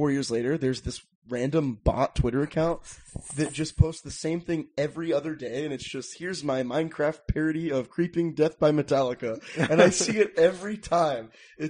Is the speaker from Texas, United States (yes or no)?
yes; Dallas, Texas, United States; I'm from Dallas, okay.